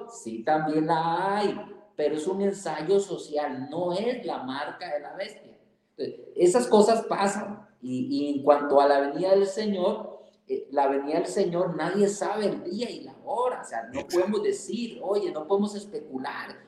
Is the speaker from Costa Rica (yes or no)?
yes; Costa Rica; now in Mexico; como costarricense de nacimiento y mexicano de corazón